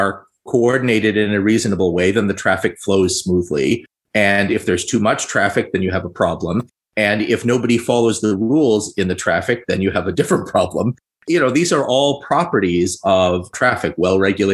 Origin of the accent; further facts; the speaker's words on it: Toronto, Ontario, Canada; I'm from Canada and in Ontario. I am from Toronto.